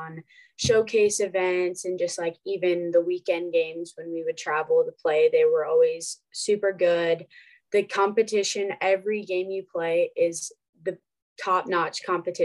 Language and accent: English; Nebraska, United States; growing up in Nebraska, I just grew up watching them play and always wanting to be a Husker